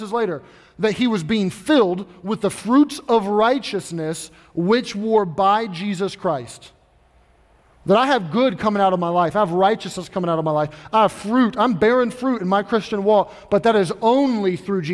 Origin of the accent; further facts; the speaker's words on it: Kentucky, United States; I grew up in Kentucky